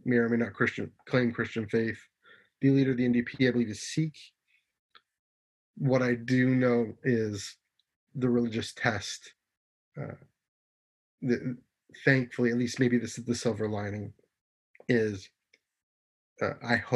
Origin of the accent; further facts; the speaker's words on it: Canada; I'm Canadian